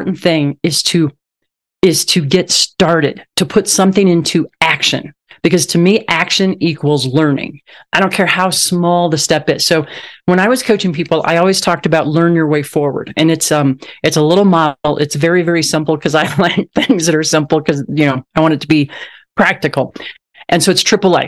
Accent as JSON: {"language": "English", "region": "Southwest Missouri", "country": "United States", "tie": "born or raised there", "said": "I grew up on a farm in Southwest Missouri, and my hometown had around 9,000 people in it"}